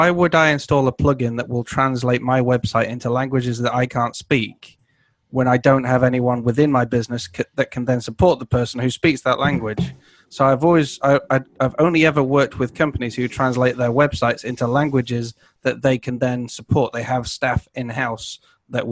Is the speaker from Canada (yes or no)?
yes; Canada; I'm Canadian